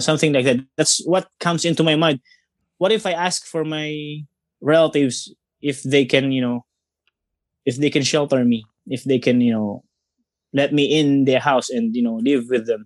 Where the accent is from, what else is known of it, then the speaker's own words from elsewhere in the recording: Tanay, Calabarzon, Philippines; my hometown, Tanay